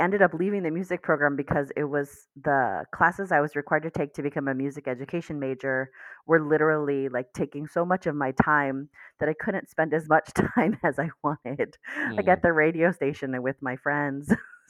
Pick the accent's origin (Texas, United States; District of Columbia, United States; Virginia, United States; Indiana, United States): District of Columbia, United States; accent: DC; bit of a DC accent, but it's not a serious one. So I didn't have too much that I needed to work on for my accent.